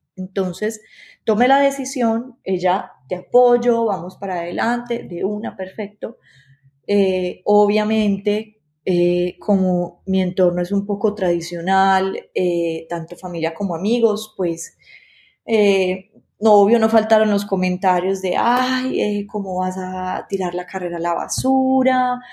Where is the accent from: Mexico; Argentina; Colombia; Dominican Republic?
Colombia; Medellín, Antioquia; yo soy de la ciudad de Medellín, Colombia